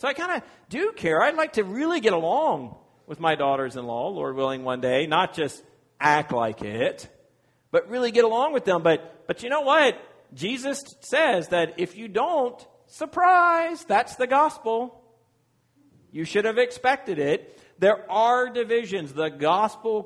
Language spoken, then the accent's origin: English; Virginia, United States; moved away; I'm from Virginia and I'm a proud Virginian